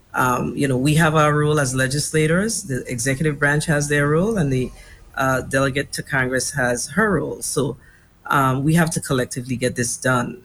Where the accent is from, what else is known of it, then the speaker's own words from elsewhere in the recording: U.S. Virgin Islands; as a young girl here growing up in the Virgin Islands